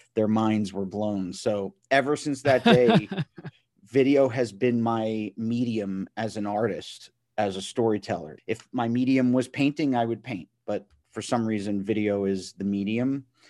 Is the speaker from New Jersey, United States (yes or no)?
yes; Matawan, New Jersey, United States; I'm from Mattawan, New Jersey.